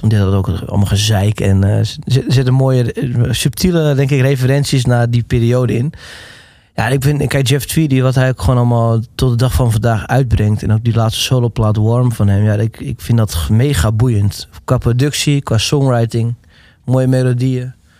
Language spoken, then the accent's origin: Dutch; Netherlands; Omdat ik me toch wel de Nederlander voelde.